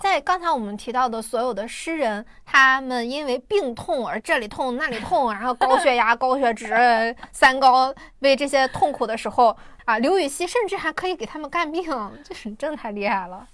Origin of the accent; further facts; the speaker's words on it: Shandong, China; 我是一个山东人嘛